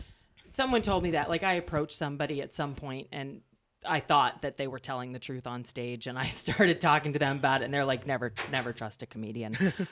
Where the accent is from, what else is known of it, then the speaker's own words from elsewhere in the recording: East Coast, United States; I'm from the East Coast